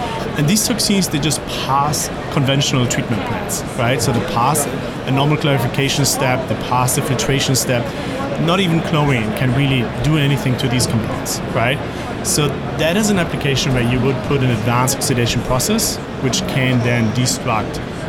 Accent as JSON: {"language": "English", "country": "Germany", "moved": "as an adult", "lives_now": "Charlotte, United States", "said": "So this is …. I work as a product manager within the treatment organization. I'm coming originally from Germany, actually from the Vedeco factory, which produces ozone and UV systems. And I'm based out of Charlotte, North Carolina now for almost 4 years."}